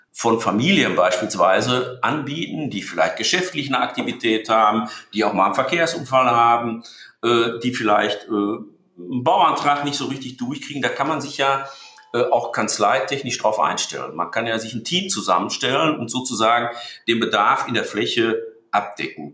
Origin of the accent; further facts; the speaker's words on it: Dortmund, North Rhine-Westphalia, Germany; ich bin in Dortmund geboren. ich bin Dortmunder. Ich bin typischer Ruhrgebietsmensch. Ich bin Westfale.